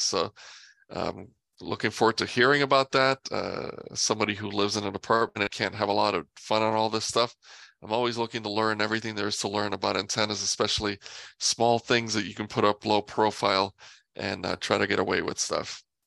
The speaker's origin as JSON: {"language": "English", "region": "New York", "country": "United States", "tie": "born or raised there", "moved": "as an adult", "lives_now": "Los Angeles, United States", "said": "I grew up in New York and moved out here"}